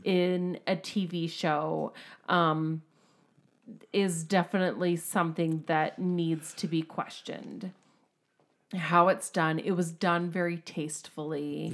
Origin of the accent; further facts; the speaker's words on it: United States; We're American